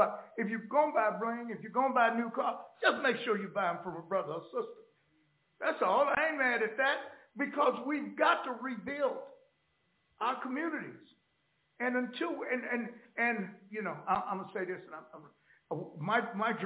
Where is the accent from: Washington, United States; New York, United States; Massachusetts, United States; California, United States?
California, United States; Los Angeles; also born or lived in Oklahoma; I grew up in Los Angeles